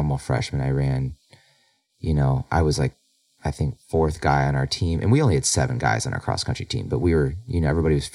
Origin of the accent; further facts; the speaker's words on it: Illinois, United States; I grew up in Illinois